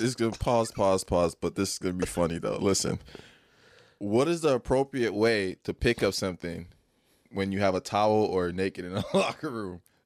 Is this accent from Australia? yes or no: no; Nigeria; moved away; I grew up in Nigeria. I came here